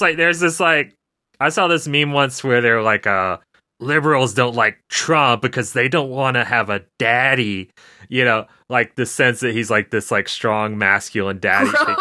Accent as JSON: {"language": "English", "country": "United States", "said": "as American viewers"}